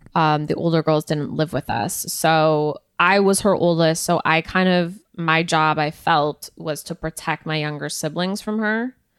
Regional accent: Canada; I'm from Canada

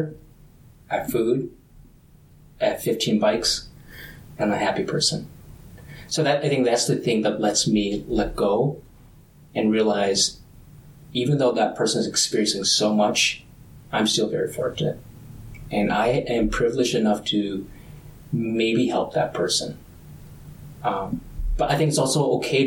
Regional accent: suburbs of Minnesota, United States; also born or lived in Vietnam; I was born in Vietnam, but came back as an adolescent, and I think that opened my eyes to a level of poverty that I did not see exist living in the suburbs of Minnesota

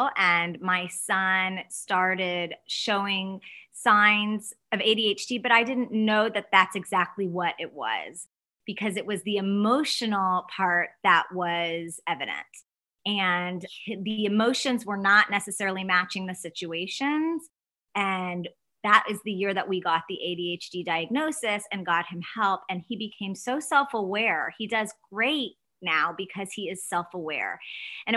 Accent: Dallas, Texas, United States; I am from Dallas. I live in Dallas, Texas

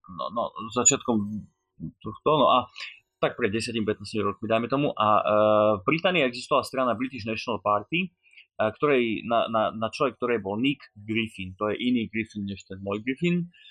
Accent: Slovakia; som Slovák

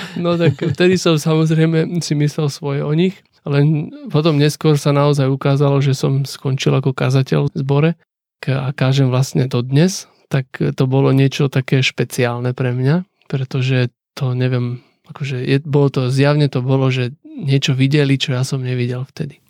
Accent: Slovakia; Ja, že zo Slovenska

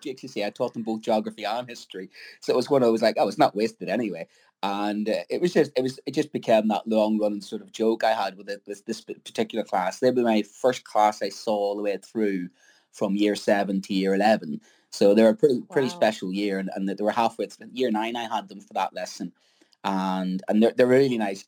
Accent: Ireland; being an Irishman

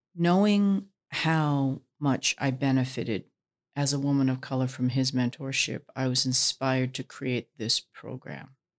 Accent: Vancouver, British Columbia, Canada; I was born in Vancouver

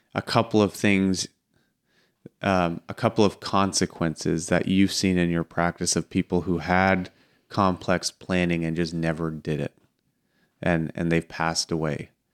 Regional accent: near Strathroy, Ontario, Canada; I grew up out near Strathroy

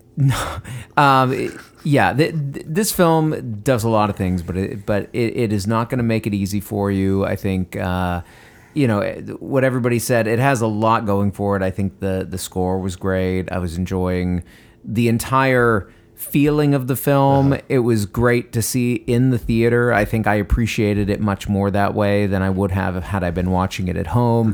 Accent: Westbrook, Maine, United States; moved away; my hometown of Westbrook, Maine

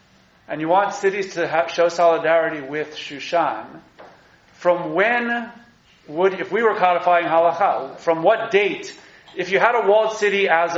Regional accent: New York, United States; as a New Yorker

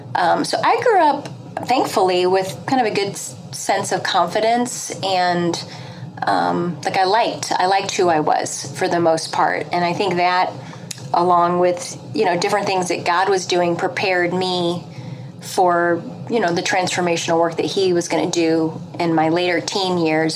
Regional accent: St. Louis, Missouri, United States; now in Philadelphia, United States; I'm from the Midwest, though. a St. Louis girl at heart. I'm transplanted to the East Coast

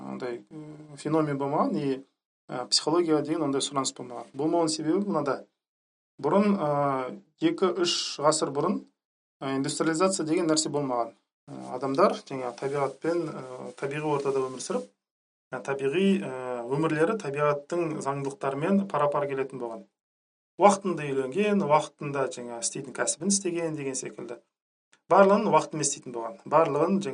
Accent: Zhanarka, Karaganda Region, Kazakhstan; now in Astana, Kazakhstan; өзім астанада тұрам. ә, қарағанды облысының жаңарқа деген ауылы бар ауданы бар сол жаңарқадан боламын

